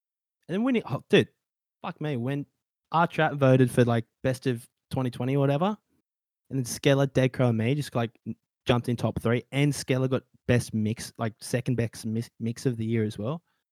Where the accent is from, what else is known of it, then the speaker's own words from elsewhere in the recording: Australia; I'm an Australian